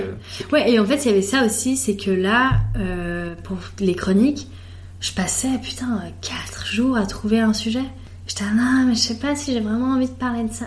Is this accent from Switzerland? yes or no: yes; Switzerland; also born or lived in Italy (ancestry) / Geneva; je suis suisse